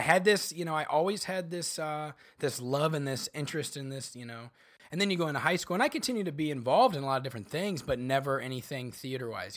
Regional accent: Bartonville, Illinois, United States; moved away; also born or lived in Chicago; grew up a few hours south, uh, of Chicago in a little town called Bartonville, Illinois

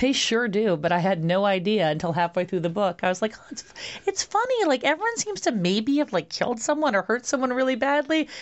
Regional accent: New York City, New York, United States; now in Los Angeles, United States; I'm from Brooklyn, New York.

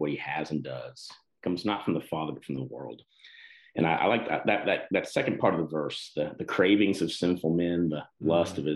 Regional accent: Texas, United States; moved away as an adult; also born or lived in Colorado; I grew up in Texas

